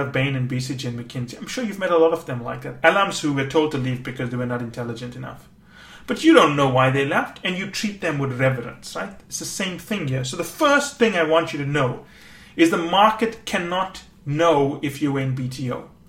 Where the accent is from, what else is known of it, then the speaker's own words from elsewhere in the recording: Canada; I am Canadian